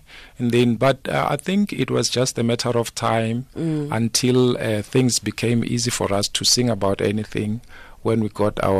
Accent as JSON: {"language": "English", "town": "Pretoria", "region": "Gauteng", "country": "South Africa", "tie": "born or raised there", "also_born_or_lived": "Limpopo", "said": "Originally, I'm from Tsani Nwamito in Limpopo. Okay. Yes, and then, but I grew up in Pretoria. I attended school there. And then, yeah, I think my life currently is based in Pretoria, in Soshanguve"}